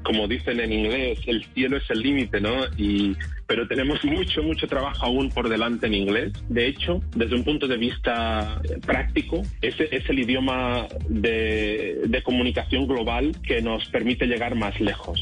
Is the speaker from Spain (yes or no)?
yes; Spain; yo vengo de España